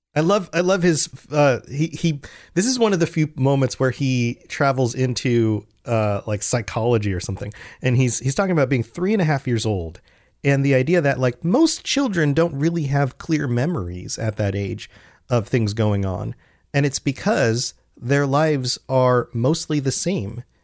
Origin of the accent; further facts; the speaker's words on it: United States; I'm an American